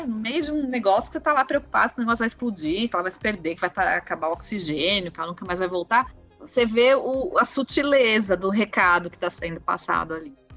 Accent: Brazil; a gente, como brasileiro

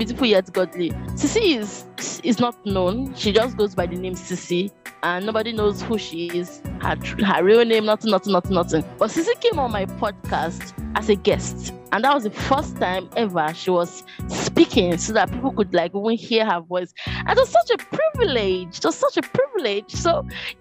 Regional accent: Nigeria; as Nigerian students

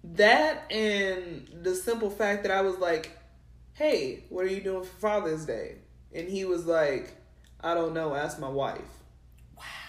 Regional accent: New Mexico, United States; moved away; also born or lived in Texas; I'm not from Texas, y'all. I'm from New Mexico

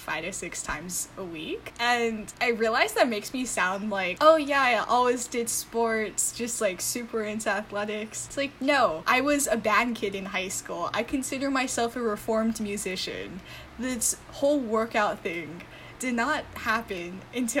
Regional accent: Honolulu, Hawaii, United States; moved away as an adult; now in New York City, United States; I was born and raised in Honolulu, Hawaii, and I moved

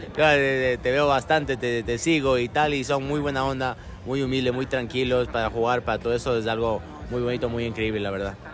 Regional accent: Ecuador; moved away; also born or lived in Argentina / Middle East; Soy muy ecuatoriano, me, encanta mi país

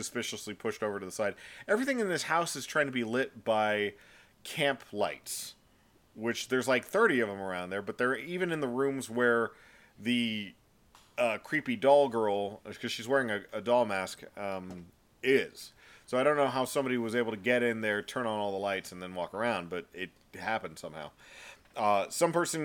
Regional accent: Texas, United States; we're Texan

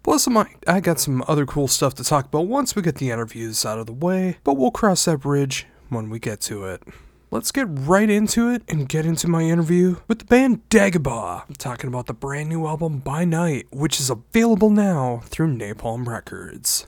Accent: Minnesota, United States; I am from Minnesota in the United States

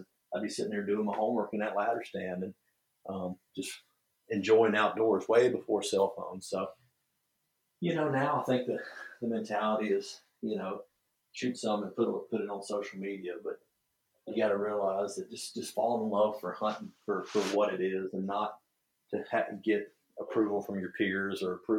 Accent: the South, United States; I was lucky or cursed enough, whatever you want to say it, that I grew up in the South hunt.

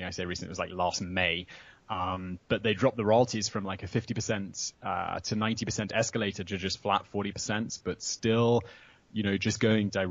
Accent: United Kingdom; moved away as an adult; also born or lived in London / Sri Lanka; now in Prague, Czech Republic; I'm still British

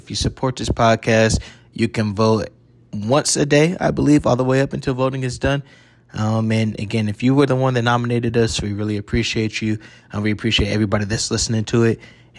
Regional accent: Columbus, Ohio, United States; I grew up on the South Side

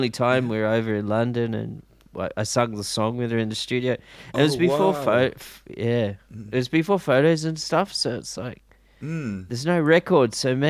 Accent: Sydney, New South Wales, Australia; Yeah, I grew up in Sydney, in the western suburbs.

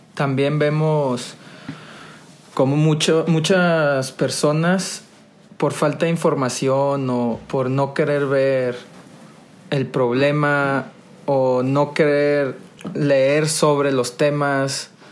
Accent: Monterrey, Nuevo León, Mexico; yo soy originario de Monterrey, 100% regio

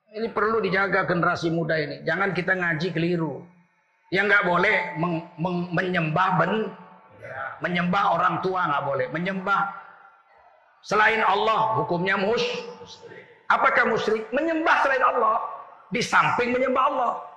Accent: Malay, Sumatra, Indonesia; kami orang Melayu. Bapak saya orang Melayu.

